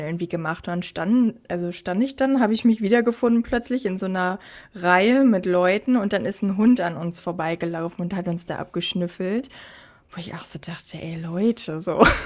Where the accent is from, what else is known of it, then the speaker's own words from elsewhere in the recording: Germany; moved away as an adult; now in Australia; bei uns in Deutschland so gefühlt in meinem Freundeskreis, da, also als ich noch in Deutschland war